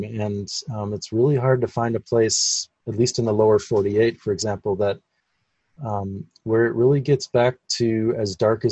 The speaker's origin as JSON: {"language": "English", "region": "Minnesota", "country": "United States", "tie": "born or raised there", "said": "growing up in Minnesota"}